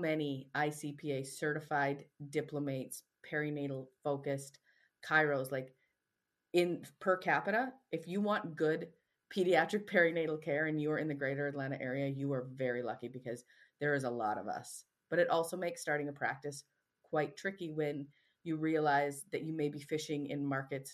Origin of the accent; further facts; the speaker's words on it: Canada; moved away; I'm also Canadian